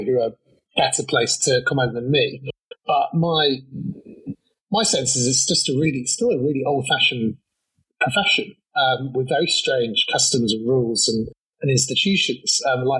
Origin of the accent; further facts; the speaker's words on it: Manchester, North West England, United Kingdom; I come from Manchester